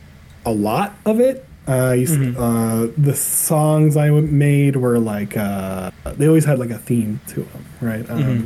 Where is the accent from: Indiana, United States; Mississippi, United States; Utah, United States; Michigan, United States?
Utah, United States; also born or lived in New York / Colorado; I was born in New York. Oh, didn't know that. Know nothing about New York because I was only working for 2 years. So, yeah. Utah most of my life, but Colorado as well.